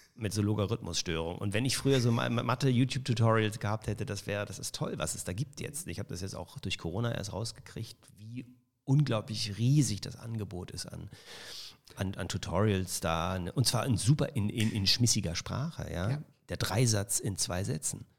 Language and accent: German; Germany; also born or lived in Toronto, Canada; da war ich The German in Kanada